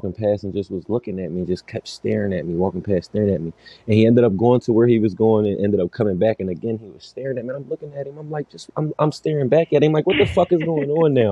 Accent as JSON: {"language": "English", "town": "Darby", "region": "Pennsylvania", "country": "United States", "said": "I live in Darby. I'm from Darby."}